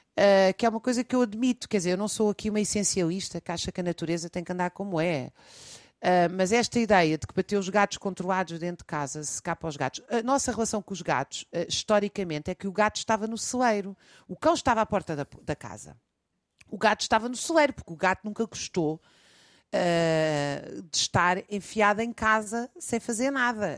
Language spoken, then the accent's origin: Portuguese; Lisbon, Portugal; Eu já sempre nasci, vivi em Lisboa